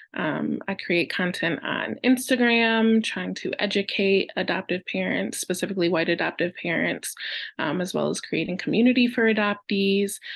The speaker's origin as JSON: {"language": "English", "area": "about an hour north of Detroit", "region": "Michigan", "country": "United States", "tie": "born or raised there", "said": "I was born in Detroit, Michigan, in the United States, and raised about an hour north"}